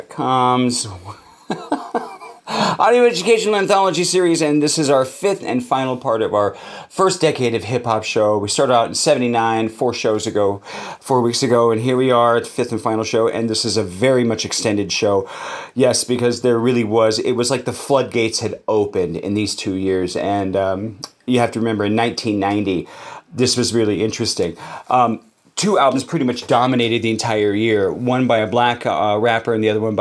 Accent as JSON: {"language": "English", "town": "Los Angeles", "region": "California", "country": "United States", "tie": "born or raised there", "said": "from Los Angeles, California, my hometown"}